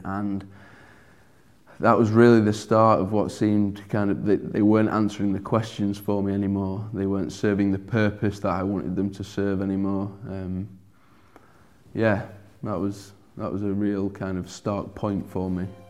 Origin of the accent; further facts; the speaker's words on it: Sheffield, Yorkshire and the Humber, United Kingdom; accent: broad; I'm From Sheffield, born and bred here